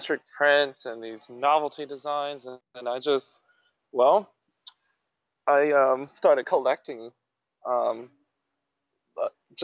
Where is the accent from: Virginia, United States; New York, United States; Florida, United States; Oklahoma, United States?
Florida, United States; Jacksonville; my hometown